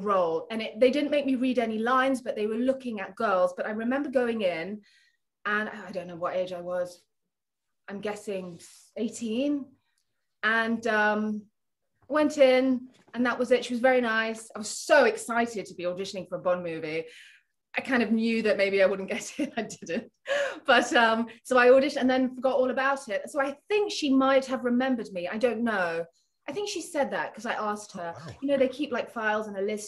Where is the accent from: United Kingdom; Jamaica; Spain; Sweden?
United Kingdom; Nottingham, East Midlands; moved away; also born or lived in Philippines / London; I moved to London from Nottingham, because I'm from Nottingham and my mother still lives there